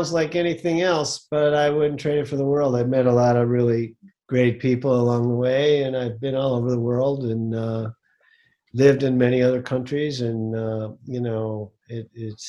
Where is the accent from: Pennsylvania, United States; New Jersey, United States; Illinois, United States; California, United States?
Illinois, United States; Chicago; I grew up in Chicago